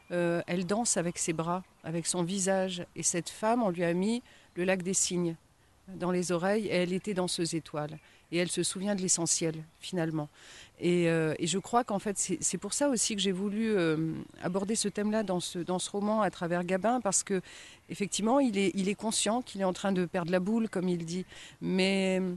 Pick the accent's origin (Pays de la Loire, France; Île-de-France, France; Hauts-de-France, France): Hauts-de-France, France; Compiègne; born there; also born or lived in Haut-Jura; Alors, moi, je suis née dans l'Oise, à Compiègne. et puis ensuite, j'ai pas mal bourlingué aussi. Donc, donc voilà, j'ai vécu 10 ans dans le Haut-Jura